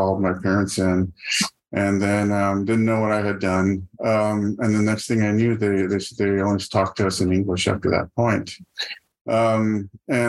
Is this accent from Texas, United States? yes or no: yes; Donna, Texas, United States; moved away as an adult; now in San Antonio, United States; I was born and raised in Donna, Texas